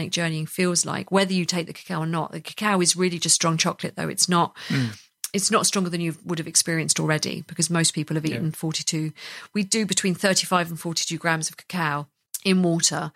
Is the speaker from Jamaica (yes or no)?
no; United Kingdom; we're all British